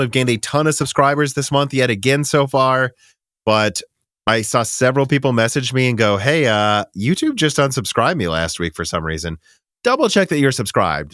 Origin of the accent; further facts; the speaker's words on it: Minnesota, United States; now in Nashville, United States; we're from Minnesota